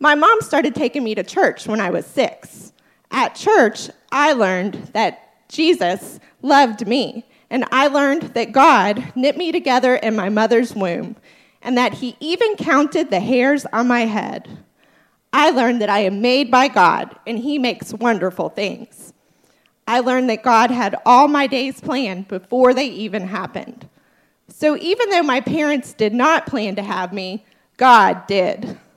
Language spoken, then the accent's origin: English; Bellevue, Kentucky, United States; I am from Bellevue, Kentucky. That's in northern Kentucky, just across the river from Cincinnati